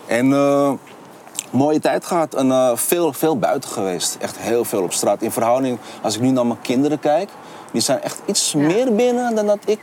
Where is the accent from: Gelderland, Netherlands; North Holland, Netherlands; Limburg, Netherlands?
North Holland, Netherlands; Amsterdam; now in Rotterdam, Netherlands; Kleine Londen eh, was gewoon eh, lekker in de Zuidoosten lekker aan het spelen. En met heel veel vrienden. was echt een super mooie tijd in Zuidoost gehad